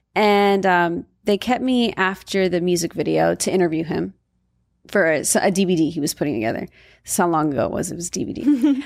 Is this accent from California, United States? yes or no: yes; Valencia, California, United States; moved away as an adult; I grew up in Valencia, and Valencia is primarily Caucasian